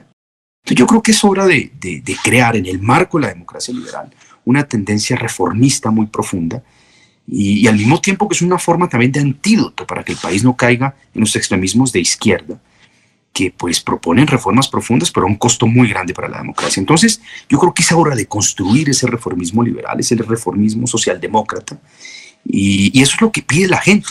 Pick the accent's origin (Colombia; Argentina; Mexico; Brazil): Colombia